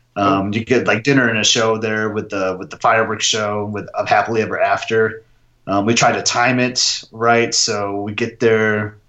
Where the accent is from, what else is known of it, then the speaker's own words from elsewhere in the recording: Michigan, United States; I'm from Michigan